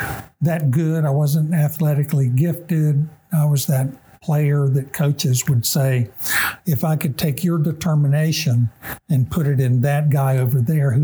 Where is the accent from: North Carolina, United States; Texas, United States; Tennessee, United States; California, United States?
North Carolina, United States; Gastonia; also born or lived in the South; My childhood, I grew up in North Carolina.